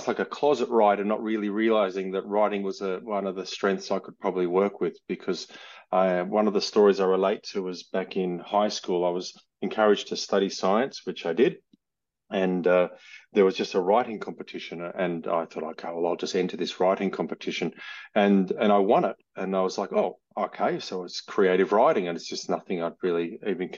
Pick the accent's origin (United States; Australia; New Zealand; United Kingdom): Australia; accent: Australian; I'm Australian, as you can hear from my accent